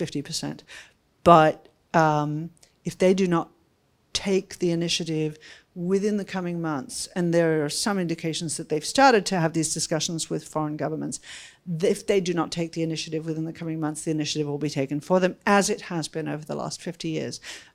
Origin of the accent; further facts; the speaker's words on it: United States; I'm partly Australian, so I have this antipathy towards New Zealand that I got from my parents, and then I'm American